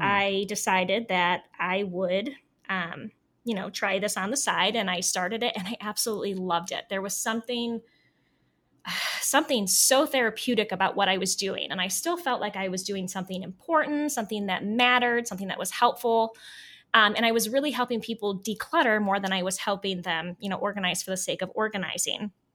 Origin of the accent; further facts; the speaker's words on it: Northeast Ohio, United States; moved away as an adult; also born or lived in Alaska; I am from Northeast Ohio